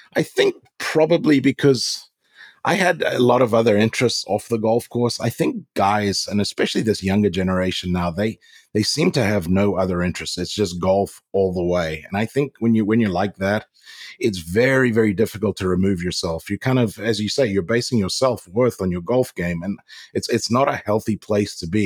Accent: Zimbabwe; now in United States; growing up in Africa

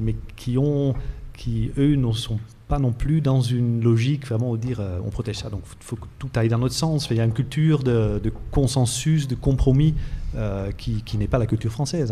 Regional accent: Netherlands; moved away; je viens des Pays-Bas euh, moi-même

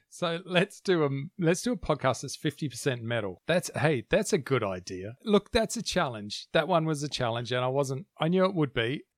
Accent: New Zealand; moved away; I was born there, and there's a reason I left.

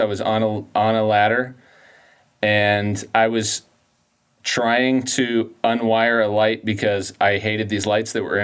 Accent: Colorado, United States; I grew up in Colorado

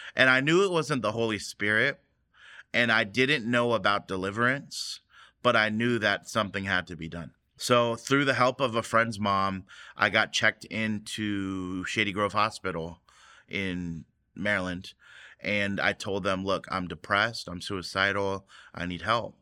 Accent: United States; growing up in the American church, now it was a Korean church, but it was an American society

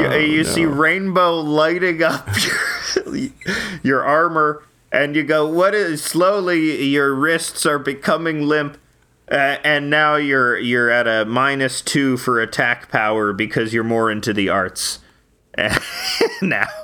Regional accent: Canada

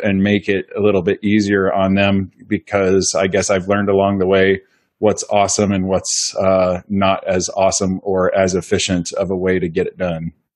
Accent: Pleasant Hill, Iowa, United States; in Pleasant Hill, about a mile up the road from where I grew up

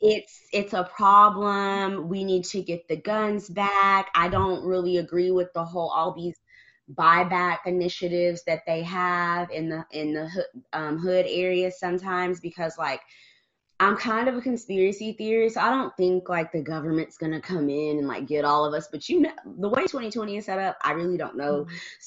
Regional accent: Germany; born there; I was born in Germany, and in Germany they not even the cops, like the Polizei, don't even carry guns.

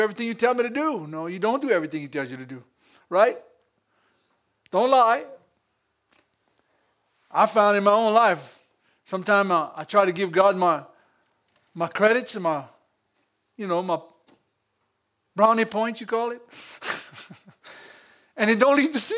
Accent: United States; I'm American

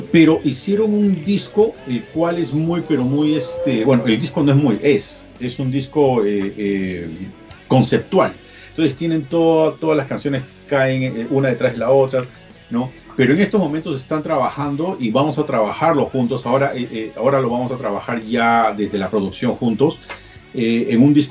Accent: Peru; yo soy peruano y en Perú a la gente no los dejaban salir

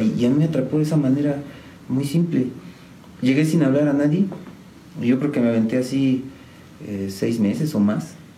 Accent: San Juan del Río, Querétaro, Mexico; Orgullosamente sanjuanense, de San Juan del Río, siempre les digo, soy sanjuanense eh, desde siempre

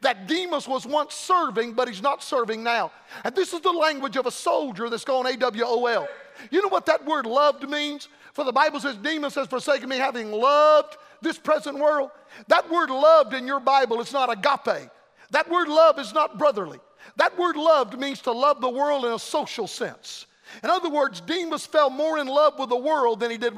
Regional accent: Florida, United States; Florida a lot anymore. My home state

